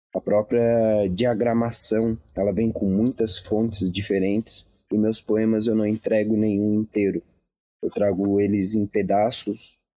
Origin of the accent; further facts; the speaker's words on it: Laguna, Santa Catarina, Brazil; Eu venho de Laguna, uma cidade com menos de 50 mil habitantes